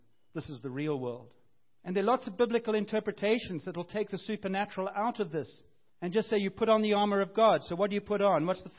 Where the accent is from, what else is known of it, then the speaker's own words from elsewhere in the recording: Cape Town, Western Cape, South Africa; I grew up in Cape Town, I had this kind of family and this kind of family